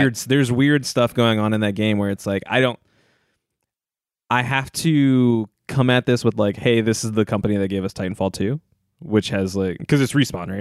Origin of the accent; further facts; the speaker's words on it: Northern Virginia, United States; moved away; I'm from, I'm from Northern Virginia